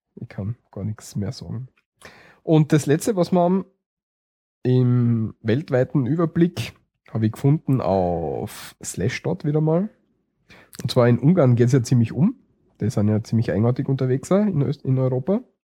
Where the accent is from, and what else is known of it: Austria